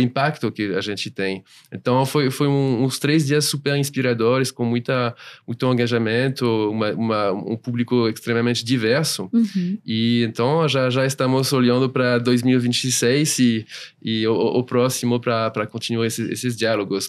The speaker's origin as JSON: {"language": "Portuguese", "country": "France", "second_language": "Portuguese", "moved": "as an adult", "lives_now": "São Paulo, Brazil", "said": "eu sou francês"}